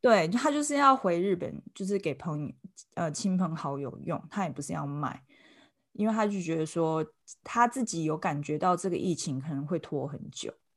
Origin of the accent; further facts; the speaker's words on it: Taiwan; 我们台湾人